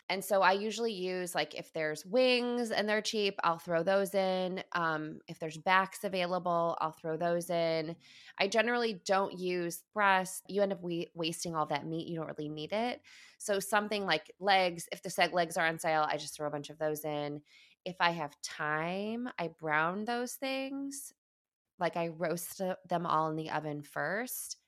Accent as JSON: {"language": "English", "region": "Midwest", "country": "United States", "tie": "born or raised there", "also_born_or_lived": "East Coast, United States / West Coast, United States", "moved": "yes", "said": "I, I grew up in the Midwest, I moved to the East, I was, moved to the West Coast almost twenty years ago."}